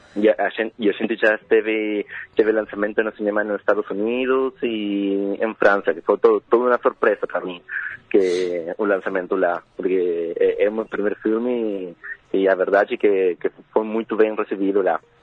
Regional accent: Paso de los Libres, Corrientes, Argentina; Portuguese is a second language; eu sou de Passos Livres

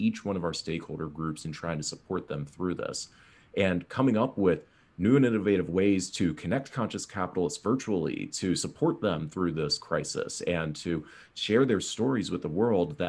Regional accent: East Coast, United States; now in California, United States; I grew up on the East Coast

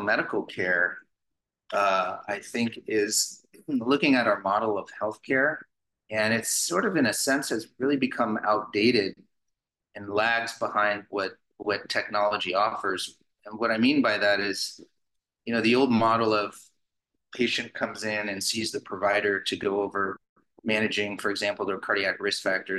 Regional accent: San Francisco Bay Area, California, United States; I grew up actually in the San Francisco Bay Area because my father and family moved us up here when I was 3 and a half

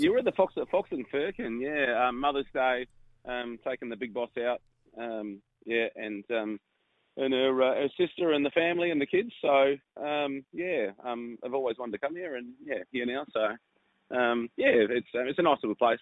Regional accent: Adelaide Hills, South Australia, Australia; I grew up in Adelaide Hills

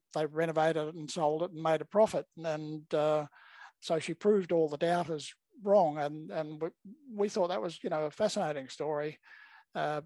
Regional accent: Perth, Western Australia, Australia; also born or lived in Melbourne, Victoria / Eltham, Victoria; now in Gold Coast, Australia; I'm originally from Perth

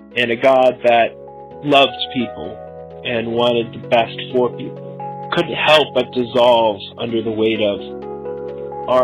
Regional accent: Traverse City, Michigan, United States; I am from Traverse City, Michigan

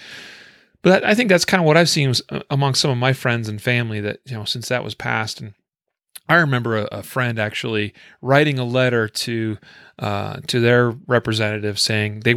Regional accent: Idaho, United States; moved away; my home state is Idaho

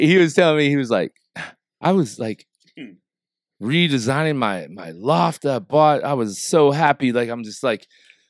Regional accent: Southern Illinois, United States; Yeah, I grew up in Southern Illinois.

